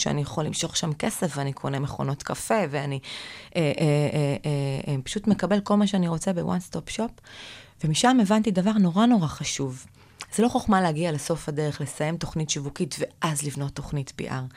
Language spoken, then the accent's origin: Hebrew; Kiryat Gat, Southern District, Israel; moved away as an adult; also born or lived in Tel Aviv; בתור ילדה גדלתי בקריית גת